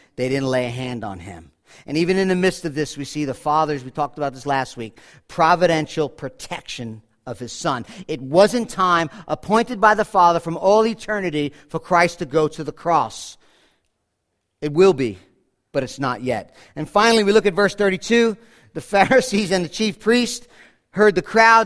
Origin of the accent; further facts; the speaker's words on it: Monsey, New York, United States; I grew up in Muncie, New York